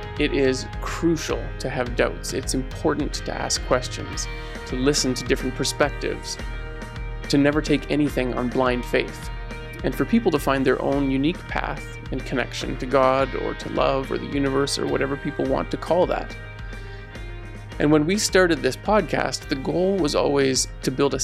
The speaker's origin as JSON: {"language": "English", "town": "Ponoka", "region": "Alberta", "country": "Canada", "tie": "born or raised there", "said": "I grew up in the United Church in Ponoka"}